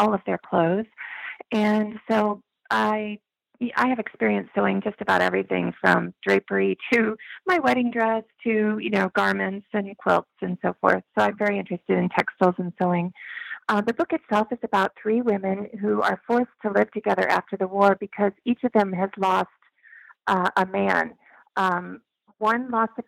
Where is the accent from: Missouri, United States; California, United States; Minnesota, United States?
Missouri, United States; I grew up in Missouri